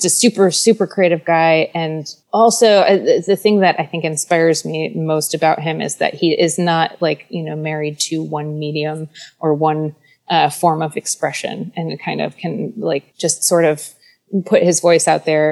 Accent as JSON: {"language": "English", "region": "Midwest", "country": "United States", "tie": "born or raised there", "moved": "yes", "said": "growing up in the Midwest"}